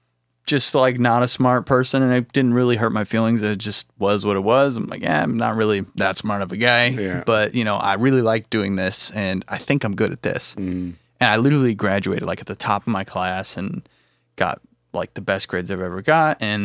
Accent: Illinois, United States; Well, I grew up in Central Illinois, and I got into music in middle school, high school

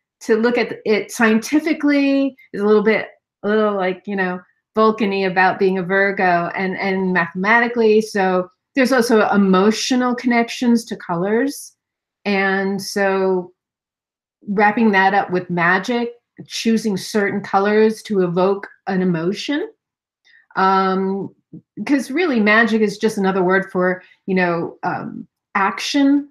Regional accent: New York City, New York, United States; I grew up in Manhattan.

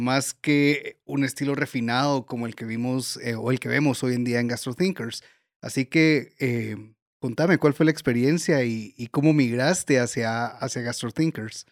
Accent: Guatemala; todos los cocineros de Guatemala

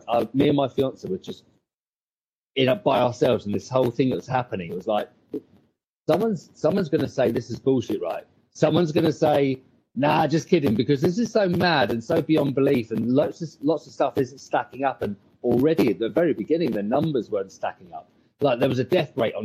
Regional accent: Bognor Regis, South East England, United Kingdom; I'm in England. I am English. I'm a place called Brogan Regis, right on the south coast.

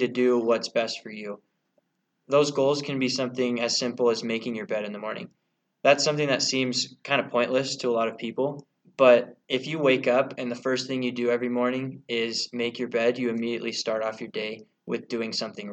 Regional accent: Boise, Idaho, United States; moved away; I'm from Boise, Idaho

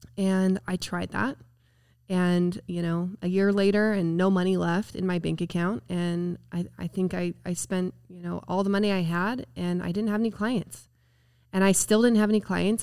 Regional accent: Spanish Fork, Utah, United States; I'm from Spanish Fork, Utah, actually Woodland Hills, if you're familiar with Utah. I'm just Spanish Fork High School

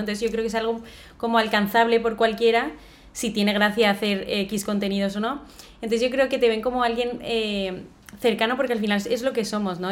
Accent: Valencia, Valencian Community, Spain; los dos somos de Valencia, tenemos aquí la familia

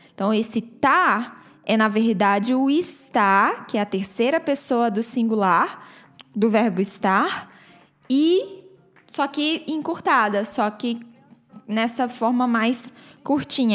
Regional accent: Brazil; accent: Brazilian; eu tenho um sotaque brasileiro que está preso à minha, à, à minha fala em inglês

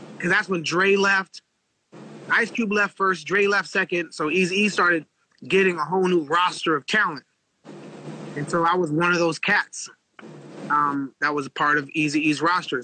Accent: Los Angeles, California, United States; moved away as an adult; I grew up in East LA. Uh, we were the only black family in an all Mexican neighborhood

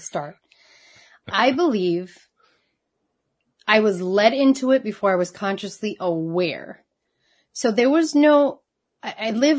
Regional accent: New York, United States; also born or lived in Puerto Rico; I was born in New York

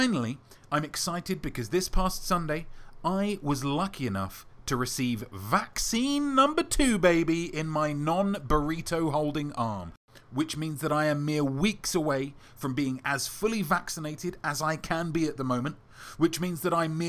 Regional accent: England, United Kingdom; as an Englishman

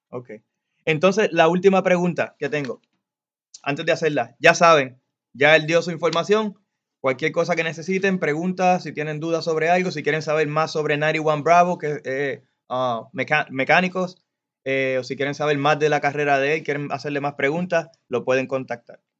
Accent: Puerto Rico; Aquí soy yo boricua.

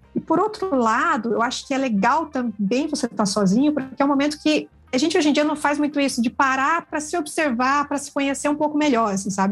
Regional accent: Curitiba, Paraná, Brazil; sou aqui de Curitiba

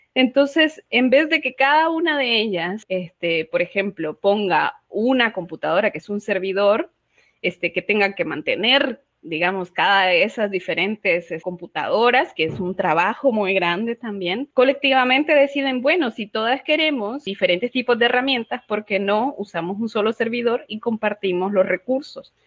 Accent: Honduras; soy activista, feminista, hondureña, catracha, como dicen en, en Honduras

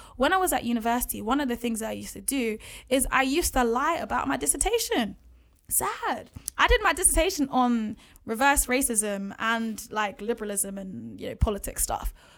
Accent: London, United Kingdom; also born or lived in Bath; being in an environment like Edmonton in North London

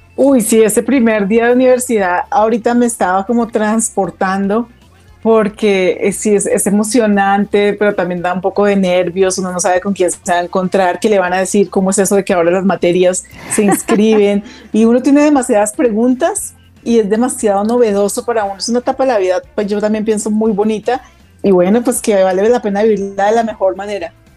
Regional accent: Bogotá, Colombia; also born or lived in Girardot; yo nací acá en Bogotá, hice casi mi primaria acá en Bogotá. Me fui a vivir a Girardot, pues con mi familia. Eh, y cuando ya llegó la época de la universidad, me regresé nuevamente a Bogotá

